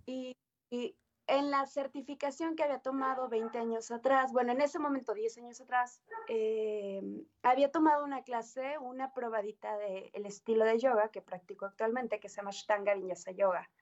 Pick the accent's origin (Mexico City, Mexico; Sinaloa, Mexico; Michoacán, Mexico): Mexico City, Mexico; now in Aguascalientes, Mexico; soy nacida en Ciudad de México